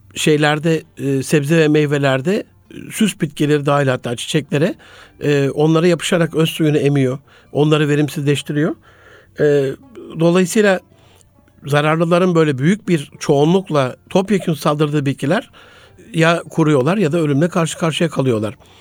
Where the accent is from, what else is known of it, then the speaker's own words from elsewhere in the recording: Gaziantep, Turkey; moved away; also born or lived in Osmaniye / Ankara / Istanbul; ben Gaziantep'li bir kardeşinizim. Antep'te doğdum. Daha sonrasında Osmaniye. Sonrasında e, Ankara, ODTÜ, İstanbul.